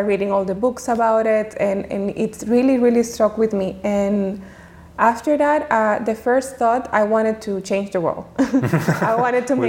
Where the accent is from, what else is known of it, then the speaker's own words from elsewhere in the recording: Dominican Republic; moved away; also born or lived in Geneva; growing up in Dominican Republic, it was all about my family relationships